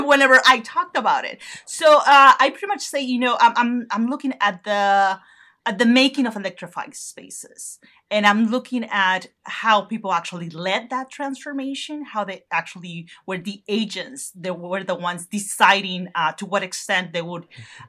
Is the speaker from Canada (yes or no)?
no; northern Mexico, Mexico; moved away; in the north uh, close to my hometown